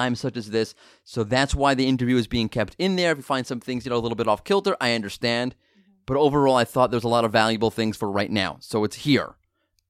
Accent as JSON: {"language": "English", "region": "New York", "country": "United States", "said": "I'm a New Yorker"}